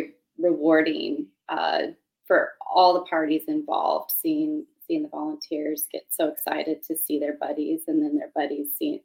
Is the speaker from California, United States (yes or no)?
yes; California, United States; now in Clark County, Washington, United States; I'm originally from California